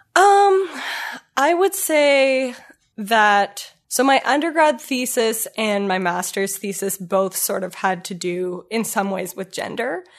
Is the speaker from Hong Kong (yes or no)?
no; Ottawa, Ontario, Canada; moved away as an adult; also born or lived in Kingston, Ontario / Toronto; I am born and raised in Ottawa.